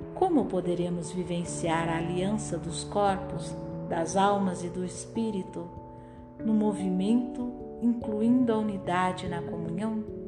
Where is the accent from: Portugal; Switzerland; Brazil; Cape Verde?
Switzerland; Geneva; Portuguese is a second language; eu sou de Genebra e aprendi o português